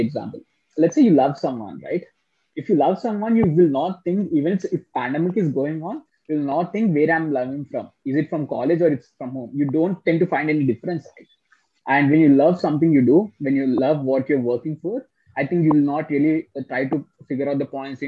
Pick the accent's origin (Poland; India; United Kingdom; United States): India; Hyderabad, Telangana; I'm from Hyderabad.